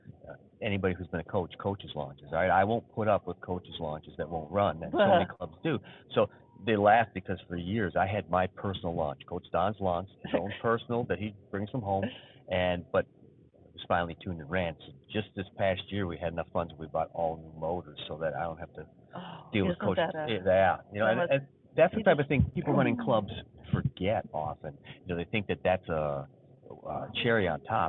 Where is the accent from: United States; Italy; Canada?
United States; Detroit, Michigan; I'm from Detroit, so everything's automotive